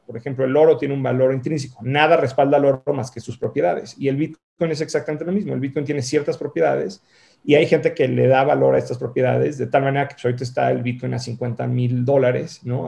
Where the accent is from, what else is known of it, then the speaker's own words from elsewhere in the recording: Mexico; moved away as an adult; also born or lived in San Francisco, United States / Boston, United States; yo soy mexicano, viví en México, ah, eh, crecí, viví en México hasta los 18 años, luego me fui a vivir fuera